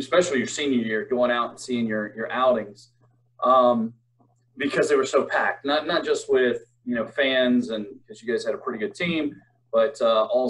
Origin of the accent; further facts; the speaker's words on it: Virginia, United States; being a 757 guy myself